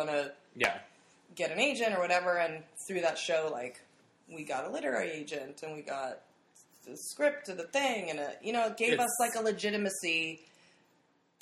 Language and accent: English; Lexington, Massachusetts, United States; I grew up in Lexington, which is like outside of Boston